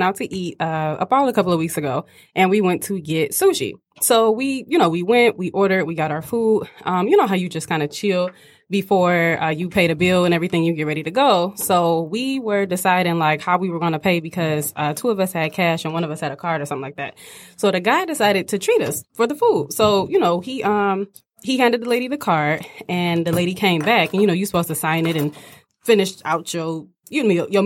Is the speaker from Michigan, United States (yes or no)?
yes; Southfield, Michigan, United States; born or raised there